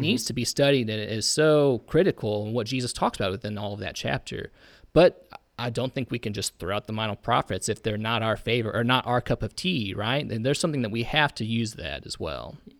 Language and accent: English; Indiana, United States; I'm from Indiana.